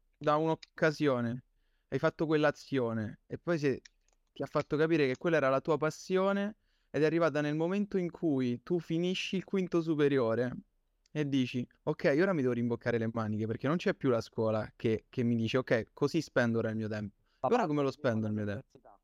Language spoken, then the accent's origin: Italian; Campobasso, Molise, Italy; siamo concittadini